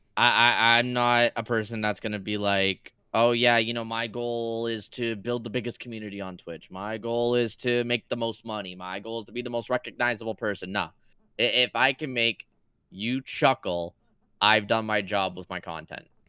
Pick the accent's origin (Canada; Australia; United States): Canada; I'm Canadian